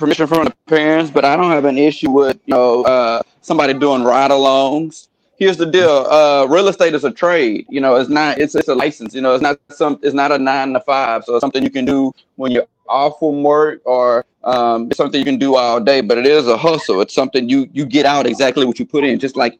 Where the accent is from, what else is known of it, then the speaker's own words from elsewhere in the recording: United States; I live in South Park now. I was born and raised in the Pearl Orchard, right here